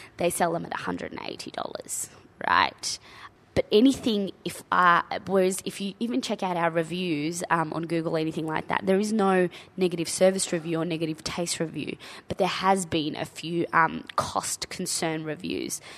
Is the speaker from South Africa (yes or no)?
no; Australia; as a young child growing up in Australia